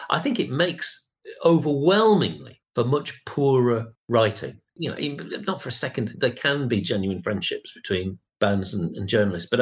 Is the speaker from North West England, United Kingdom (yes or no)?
no; Rotherham, Yorkshire and the Humber, United Kingdom; I grew up in Rotherham, and there were two record shops